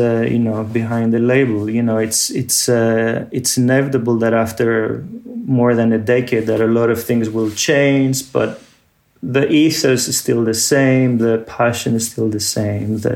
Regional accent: Athens, Attica, Greece; moved away; growing up in Athens

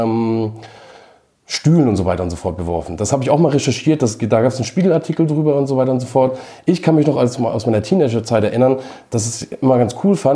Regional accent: Henstedt-Ulzburg, Schleswig-Holstein, Germany; born there; Genau, ich bin kein Hamburger, ich bin äh, geboren in Henstedt-Ulzburg.

